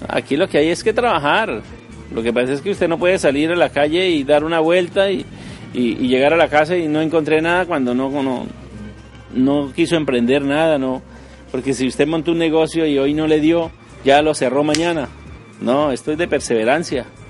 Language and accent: Spanish; Villa del Rosario, Norte de Santander, Colombia; he vivido prácticamente toda mi vida en Villarrosario. A mí me trajeron de nueve años a Villarrosario